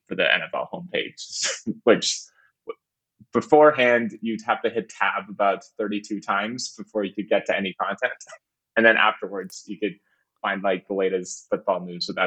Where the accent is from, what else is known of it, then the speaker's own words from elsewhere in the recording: Canada; moved away as an adult; also born or lived in Windsor; I'm originally from Canada.